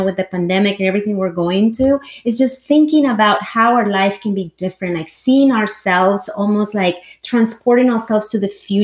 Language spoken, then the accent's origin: English; El Salvador; English is a second language; also born or lived in Los Angeles / New York; now in Silicon Valley, United States; I was born and raised in El Salvador